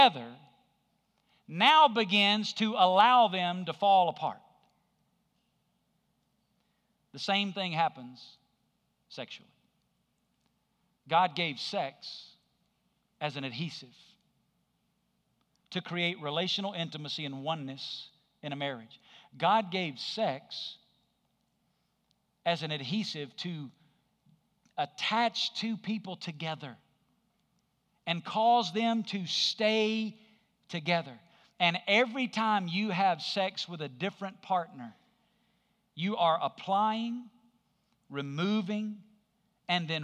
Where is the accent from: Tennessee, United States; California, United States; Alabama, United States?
Alabama, United States; I grew up in Alabama.